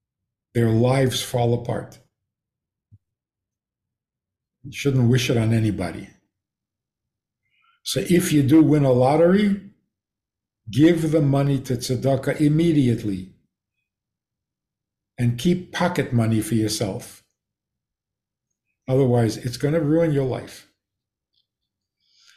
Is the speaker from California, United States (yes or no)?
no; Minnesota, United States; moved away; I come from Minnesota.